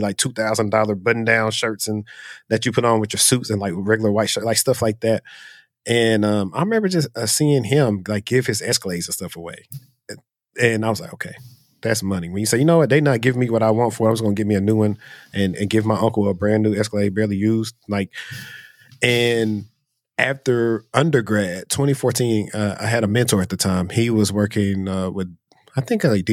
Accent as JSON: {"language": "English", "town": "Shreveport", "region": "Louisiana", "country": "United States", "moved": "yes", "said": "I'm from Shreveport, Louisiana."}